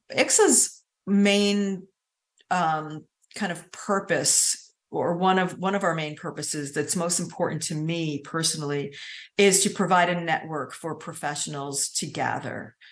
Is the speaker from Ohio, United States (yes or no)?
no; Hudson Valley, New York, United States; moved away as an adult; now in Savannah, United States; I'm from the Hudson Valley in New York. I just moved to Savannah two years ago.